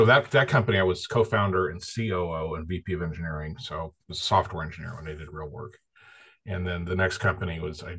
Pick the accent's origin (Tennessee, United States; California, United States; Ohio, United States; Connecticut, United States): California, United States; Central; moved away as an adult; now in Los Altos, United States; I grew up in Central California